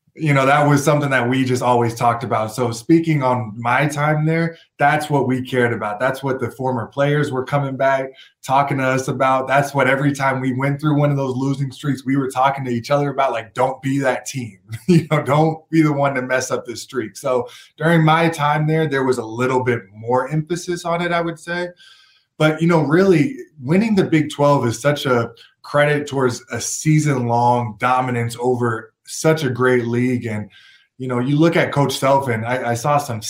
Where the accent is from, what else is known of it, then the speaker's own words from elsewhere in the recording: Portland, Oregon, United States; moved away; also born or lived in Kansas; I'm from Portland, Oregon